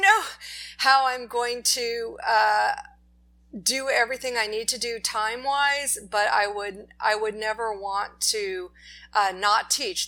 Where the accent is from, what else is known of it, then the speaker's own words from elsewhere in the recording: Los Angeles, California, United States; we're from Los Angeles